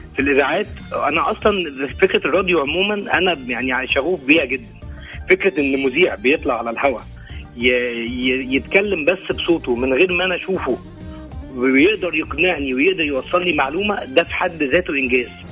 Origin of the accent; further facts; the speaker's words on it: El Mahalla El Kubra, Gharbia, Egypt; now in Jeddah, Saudi Arabia; من المحله